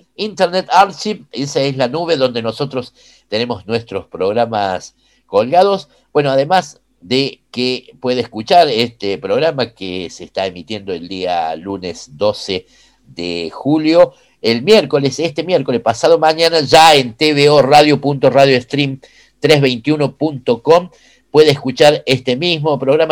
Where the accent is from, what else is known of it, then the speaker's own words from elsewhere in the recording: Córdoba, Argentina; Yo soy de Barrio Müller, más allá acá de, de, de, San Vicente.